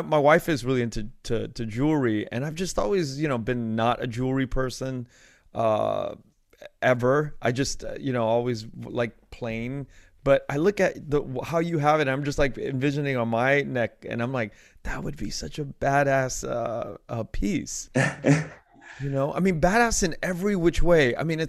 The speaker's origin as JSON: {"language": "English", "country": "United States", "tie": "born there", "said": "I was born in the United States."}